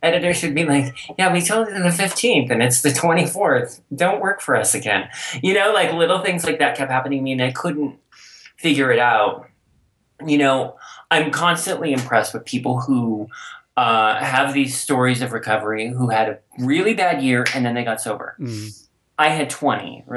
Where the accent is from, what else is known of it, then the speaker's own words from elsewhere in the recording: Colorado, United States; also born or lived in Golden, Colorado; I grew up here in Colorado. And so, and especially when I moved to Golden as a teenager